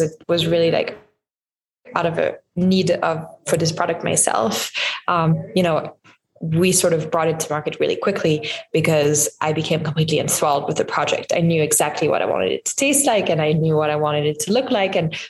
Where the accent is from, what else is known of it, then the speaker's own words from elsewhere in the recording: Lyon, Auvergne-Rhône-Alpes, France; moved away; I grew up in France, in Lyon, which is like a really big food city